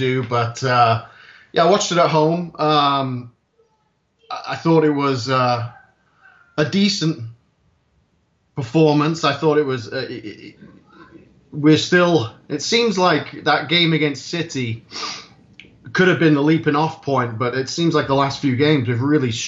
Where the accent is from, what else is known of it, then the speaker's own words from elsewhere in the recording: Anglesey, North Wales, United Kingdom; now in South Carolina, United States; I'm originally from Anglesey, North Wales